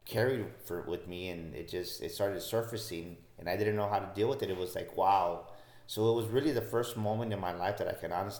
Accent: San Antonio, Texas, United States; I was born and raised in San Antonio

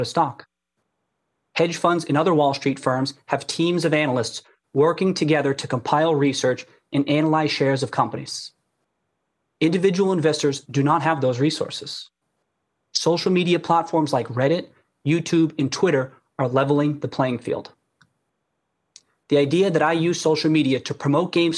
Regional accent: Brockton, Massachusetts, United States; I grew up in Brockton, Massachusetts

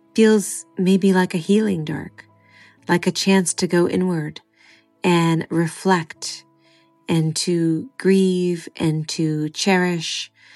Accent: California, United States; born and raised in California

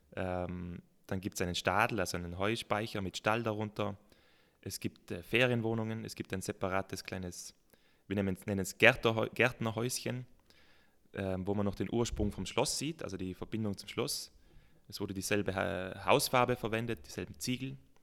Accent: South Tyrol, Trentino-Alto Adige, Italy; Natürlich bin ich in Südtirol aufgewachsen

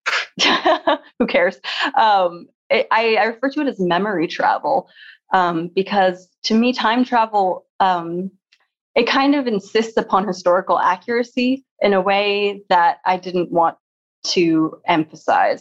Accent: Seattle, Washington, United States; when I was growing up in Seattle

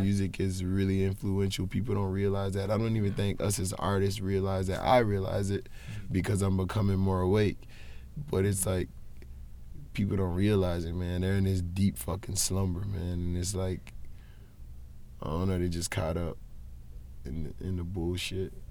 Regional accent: Charlotte, North Carolina, United States; growing up in Charlotte was like it was difficult because like I say I come from a poverty stricken area

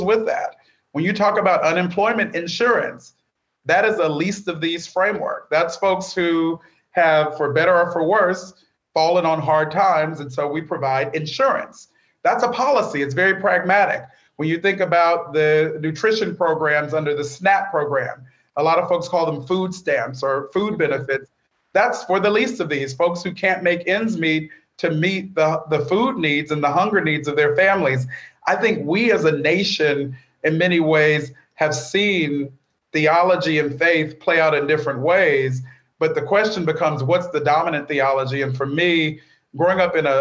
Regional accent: Bakersfield, California, United States; the faith community I grew up in Bakersfield, California

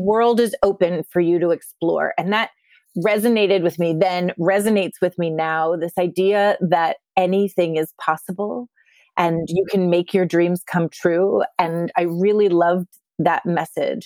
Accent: Littleton, Colorado, United States; moved away as an adult; also born or lived in outside Philadelphia, Pennsylvania; now in New York City, United States; I grew up, um, outside of Philadelphia and then in Littleton, Colorado

